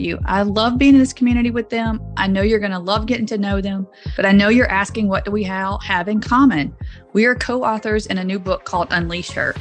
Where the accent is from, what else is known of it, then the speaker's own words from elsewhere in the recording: the South, Southern United States, United States; accent: Southern; now in Nebraska, United States; my Southern accent does not belong in central Nebraska